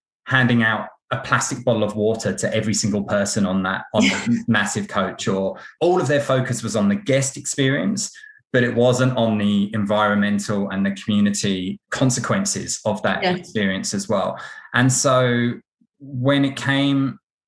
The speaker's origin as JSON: {"language": "English", "country": "United Kingdom", "tie": "born or raised there", "moved": "yes", "lives_now": "Melbourne, Australia", "said": "growing up near London"}